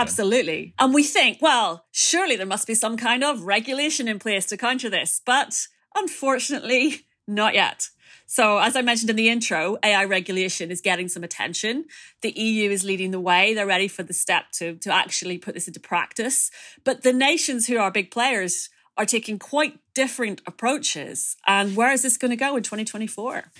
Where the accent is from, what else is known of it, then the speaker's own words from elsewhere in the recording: Ireland; as an Irish person